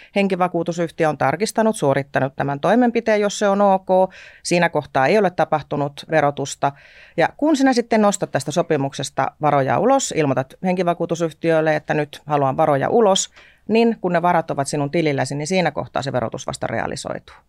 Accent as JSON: {"language": "Finnish", "town": "Tornio", "region": "Lapland", "country": "Finland", "tie": "born or raised there", "also_born_or_lived": "Hamburg, Germany / Luxembourg / Germany", "moved": "as an adult", "said": "mä olen erittäin ylpeästi torniolainen"}